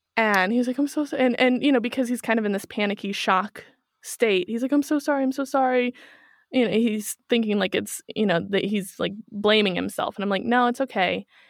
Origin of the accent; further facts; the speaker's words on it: Kansas City, Missouri, United States; moved away as an adult; now in Germany; I'm from Kansas City